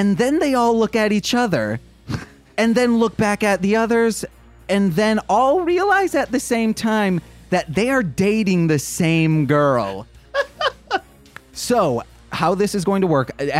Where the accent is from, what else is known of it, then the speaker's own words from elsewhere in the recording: Michigan, United States; accent: Michigan; my Michigan accent